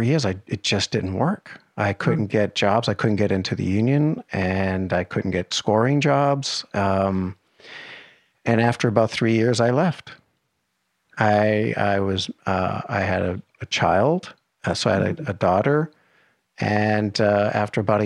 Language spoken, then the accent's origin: English; Boston, Massachusetts, United States; moved away as an adult; now in Los Angeles, United States; I'm actually from Boston